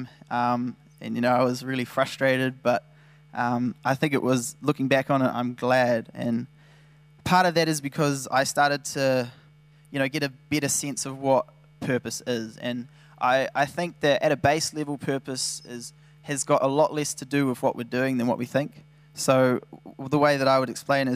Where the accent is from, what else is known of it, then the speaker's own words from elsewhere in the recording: New Zealand; I'd like to think I'm from New Zealand